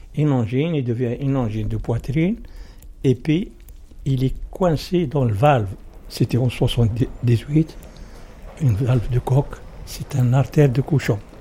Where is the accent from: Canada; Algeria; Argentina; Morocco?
Morocco; French is a second language; moved away as an adult; now in Sevran, France; Je suis venu avec 170 personnes, avec la police du Maroc